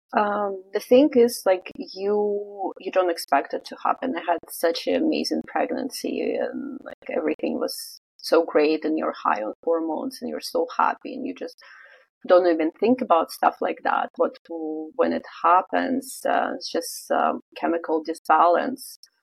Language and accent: English; Vladivostok, Primorsky Krai, Russia; moved away as an adult; also born or lived in Canada; now in Vancouver, Canada; I'm originally from Russia. I'm um, from a city called Vladivostok or Vladivostok in Russian. So it's Russian Far East.